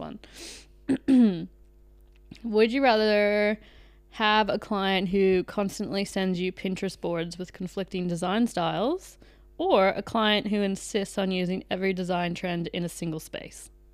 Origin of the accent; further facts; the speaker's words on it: Canada; moved away as an adult; I am Canadian. So, I've lived here for eight years